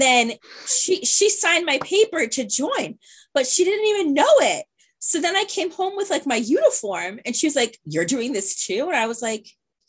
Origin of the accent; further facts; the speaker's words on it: Norwalk, Connecticut, United States; I grew up in Norwalk